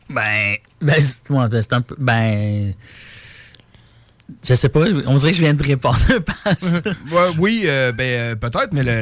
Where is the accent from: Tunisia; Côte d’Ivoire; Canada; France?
Canada; Terrebonne, Quebec; Parce que moi, je viens de Terrebonne. Puis là, j'étais comme vintage à l'est.